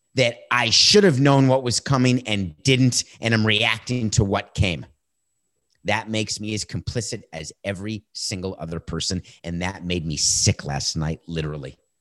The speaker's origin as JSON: {"language": "English", "country": "United States", "said": "I am committed as an American"}